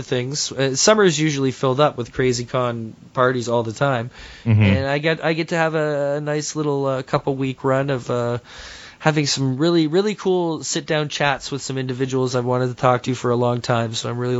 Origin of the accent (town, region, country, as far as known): Toronto, Ontario, Canada; born or raised there